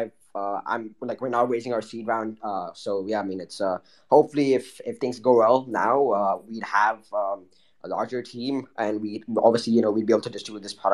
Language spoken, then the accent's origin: English; India; I am Indian